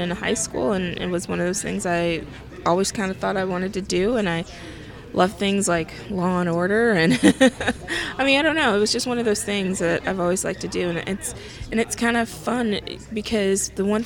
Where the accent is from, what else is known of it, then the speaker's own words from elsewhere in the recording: Gainesville, Florida, United States; moved away as an adult; now in Atlanta, United States; I'm from Gainesville, Florida. I love Gainesville, Florida.